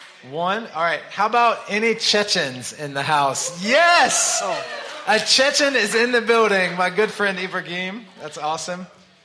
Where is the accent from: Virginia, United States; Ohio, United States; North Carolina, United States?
North Carolina, United States; It's the state flag of North Carolina. This is my home state flag.